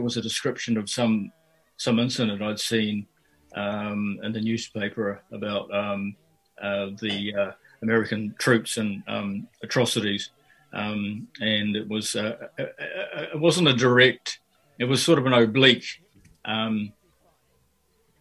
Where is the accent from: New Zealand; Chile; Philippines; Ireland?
New Zealand; Auckland; also born or lived in Fiji; now in Dunedin, New Zealand; I grew up in Fiji and also in South Auckland